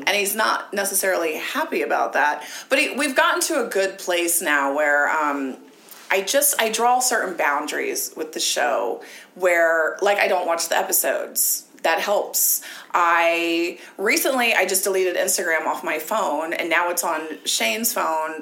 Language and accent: English; Ohio, United States; moved away; I grew up in Ohio